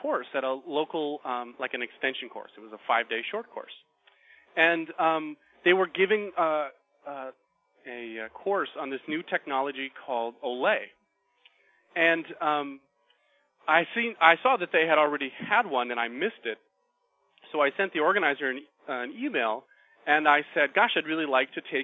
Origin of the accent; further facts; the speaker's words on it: Minnesota, United States; now in Oregon, United States; I'm originally from Minnesota